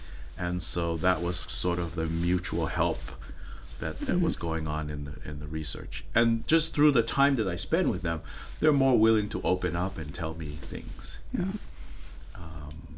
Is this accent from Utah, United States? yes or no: yes; West Valley City, Utah, United States; also born or lived in Tonga; So I grew up in West Valley City, Utah, and also Tongai. Went back and forth.